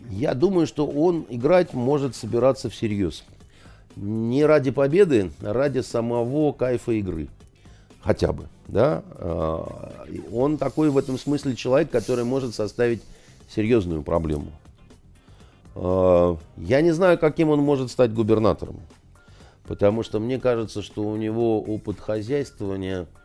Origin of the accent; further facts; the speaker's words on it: Kyiv, Ukraine; Я киевлянин, я там, значит, из такой киевской элиты, я свободно говорю по-украински, у меня масса разных всяких достоинств, я э, россиянин